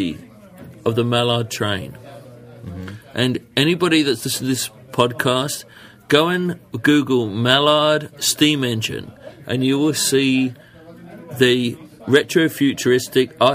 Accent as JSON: {"language": "English", "region": "London", "country": "United Kingdom", "tie": "born or raised there", "moved": "yes", "said": "when I was a boy, in England"}